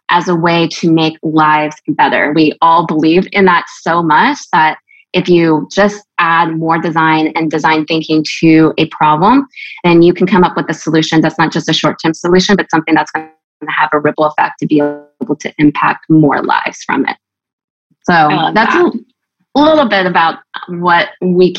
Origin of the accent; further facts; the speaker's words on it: Gulf Shores, Alabama, United States; moved away as an adult; also born or lived in California; now in Nashville, United States; I am originally from California. And then my family moved to Gulf Shores, Alabama area. So I'm kind of like an interesting mix of where I've grown up